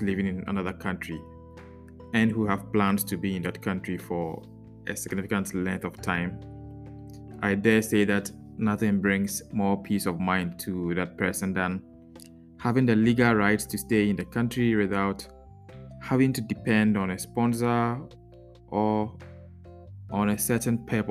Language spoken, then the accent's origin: English; Ghana; now in Netherlands; I'm a Ghanaian and presently living in the Netherlands